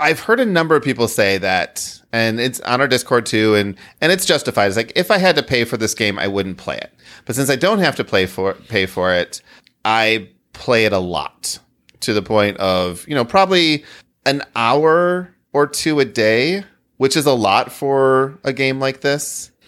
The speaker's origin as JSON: {"language": "English", "region": "Midwest", "country": "United States", "said": "I'm from the Midwest"}